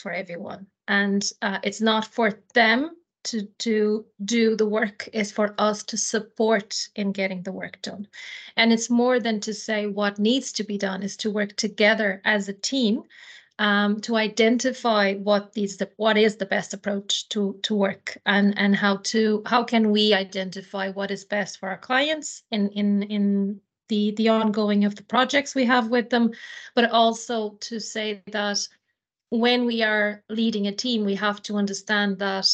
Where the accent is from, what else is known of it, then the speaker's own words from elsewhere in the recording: Portugal; moved away as an adult; now in Ireland; I come from Portugal myself